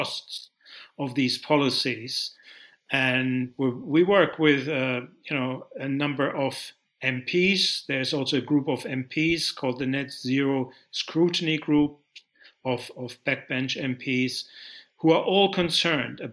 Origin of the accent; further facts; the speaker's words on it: Germany; moved away as an adult; also born or lived in Britain; now in United Kingdom; I grew up in Germany.